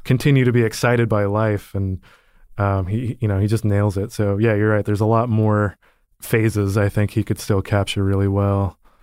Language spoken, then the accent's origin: English; Austin, Texas, United States; I grew up in Austin, Texas